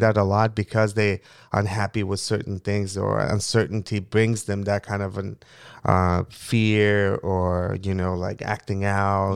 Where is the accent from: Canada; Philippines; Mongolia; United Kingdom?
Mongolia; English is a second language; also born or lived in Moscow, Russia / Falls Church, Virginia, United States; now in United States; a young boy growing up in Mongolia